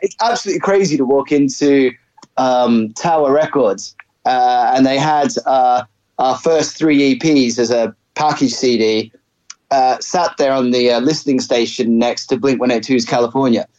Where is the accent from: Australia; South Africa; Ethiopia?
Australia; Brisbane, Queensland; also born or lived in England; I was actually born in England. Uh, my parents immigrated to Australia when I was about six. Uh, and so I grew up in Brisbane.